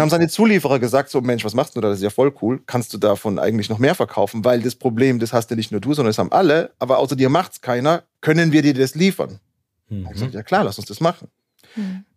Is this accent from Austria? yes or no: yes; Innsbruck, Tyrol, Austria; moved away as an adult; also born or lived in United States; now in Berlin, Germany; aufgewachsen, groß geworden in Innsbruck, dort auch studiert